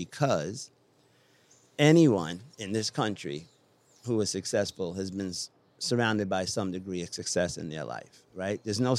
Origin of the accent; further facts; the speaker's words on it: Wiesbaden, Hesse, Germany; born there; I was born in Wiesbaden, Germany. I have 7 brothers and sisters.